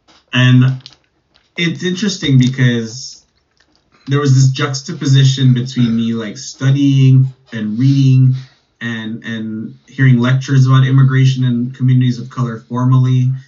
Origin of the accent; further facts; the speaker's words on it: West Coast, United States; as a kid, I I'm on the West Coast, so I grew up around Mexican Americans.